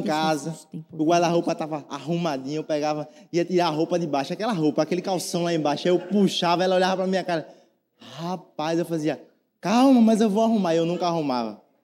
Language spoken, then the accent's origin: Portuguese; Northeast Region, Brazil; a gente é nordestino